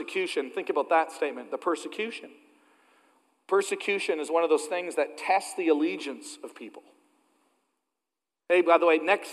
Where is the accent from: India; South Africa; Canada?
Canada; moved away; As a Canadian who grew up in a really, really small church